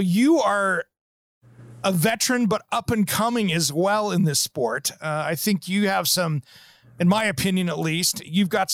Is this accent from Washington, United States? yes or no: yes; Kennewick, Washington, United States; I grew up in the Tri-Cities in Kennewick, Pasco, Richland, Washington